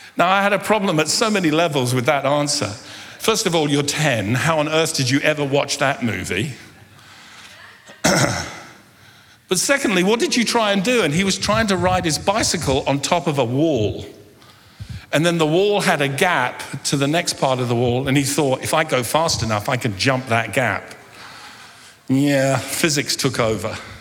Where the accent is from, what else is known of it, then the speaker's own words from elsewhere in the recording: London, United Kingdom; I was born and grew up in London